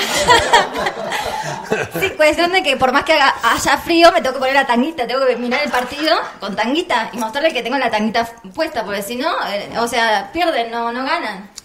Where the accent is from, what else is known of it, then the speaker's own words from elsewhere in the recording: Argentina; Yo soy de la Argentina